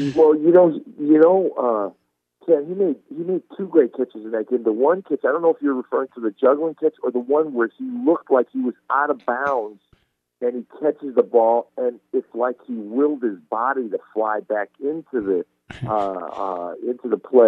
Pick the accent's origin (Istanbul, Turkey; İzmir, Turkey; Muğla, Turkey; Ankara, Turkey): Istanbul, Turkey; now in United States; I was born in Istanbul, Turkey